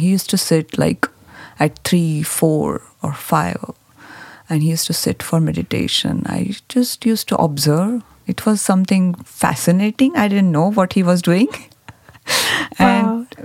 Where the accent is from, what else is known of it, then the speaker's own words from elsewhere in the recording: Mumbai, Maharashtra, India; I grew up in a uh, big city, Bombay